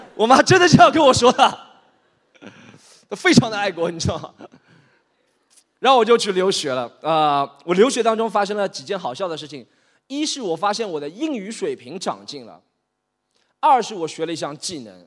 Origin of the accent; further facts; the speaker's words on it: Shanghai, China; 我从小出生在上海杨浦区的棚户区里，那里叫定海街道